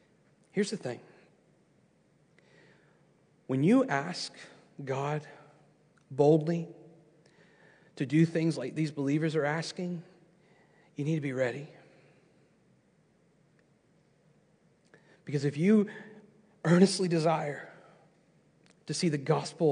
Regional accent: United States; I'm an American. I'm proud to be an American

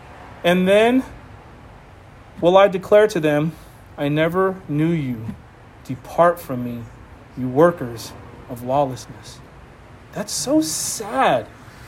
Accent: Boston, Massachusetts, United States; It's like I was from Boston. I talked about it. Super wicked.

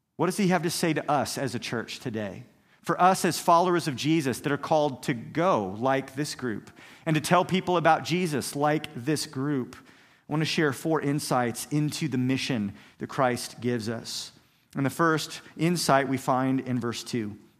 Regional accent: Kansas, United States; I grew up here in Kansas

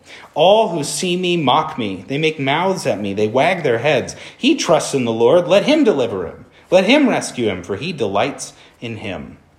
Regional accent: Portland, United States; I grew up in Portland.

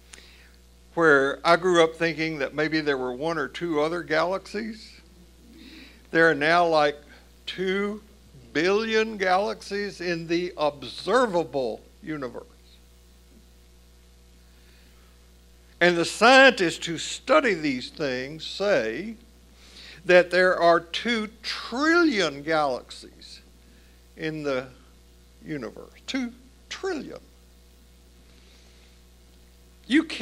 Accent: Tennessee, United States; growing up in the Southern Baptist Church in Tennessee

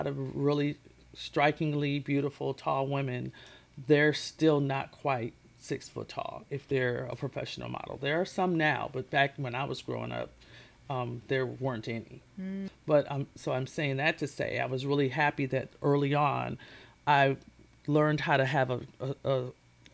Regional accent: Minneapolis, Minnesota, United States; I'm from Minneapolis, Minnesota

